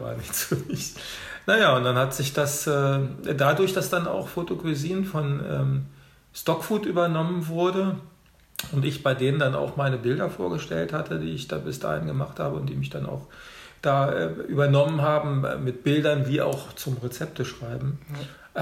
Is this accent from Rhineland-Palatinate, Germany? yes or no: no; Hanover, Lower Saxony, Germany; moved away as an adult; also born or lived in Rhineland / Orlando; now in Berlin, Germany; ich bin äh, geboren in Hannover